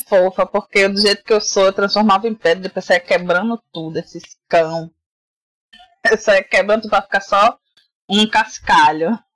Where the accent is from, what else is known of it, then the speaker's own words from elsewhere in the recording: Salvador, Bahia, Brazil; eu fui criada num bairro periférico de Salvador. Para quem não percebeu, eu sou baiana, né? Moro em Salvador, na Bahia.